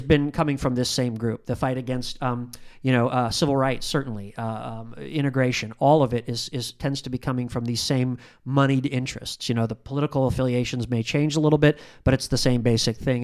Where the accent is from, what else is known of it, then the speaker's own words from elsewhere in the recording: Indiana, United States; I'm from Indiana